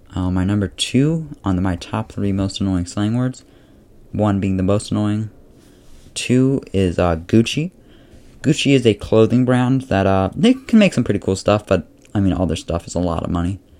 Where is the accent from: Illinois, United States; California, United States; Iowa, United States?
Illinois, United States; Chicago; I'm from Chicago, fifteen years old